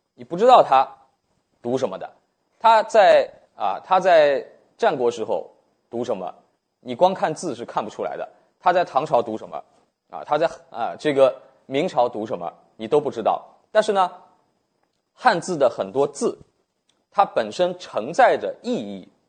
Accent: China; 对我们中国人来说

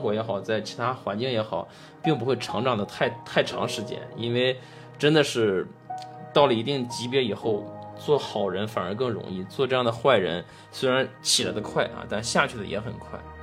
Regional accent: China; 我们中国人

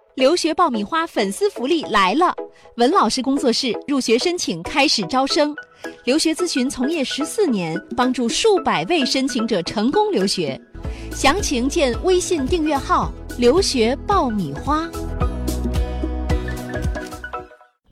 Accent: China; 我们中国人是一个大的消费人群

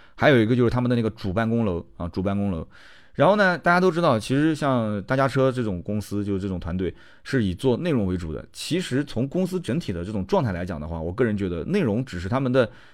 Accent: Nanjing, Jiangsu, China; 我跟南京人的性格，小富即安

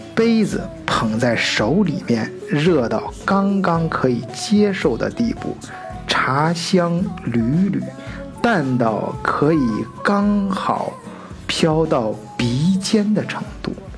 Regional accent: China; now in Germany; 我们中国人自己的圈子里面

